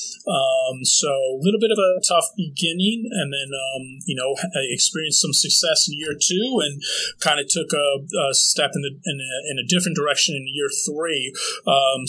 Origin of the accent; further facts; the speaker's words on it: northern New Jersey, United States; moved away as an adult; also born or lived in New Brunswick, Canada / Toronto, Canada / Santa Cruz, California; moved to New Jersey right around kindergarten age. And for the most part, grew up in northern Jersey